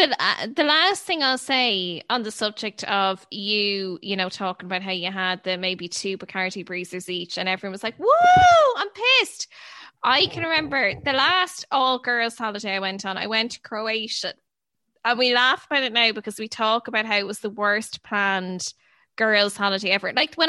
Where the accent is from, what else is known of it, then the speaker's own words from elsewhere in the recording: Ireland; we're all skirting around the issue that we're from Ireland.